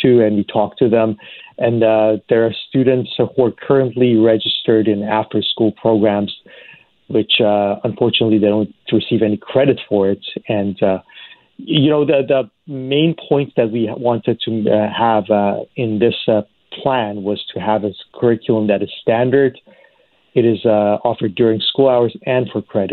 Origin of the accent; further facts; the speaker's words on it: Iran; moved away as an adult; now in Canada; I grew up in Iran.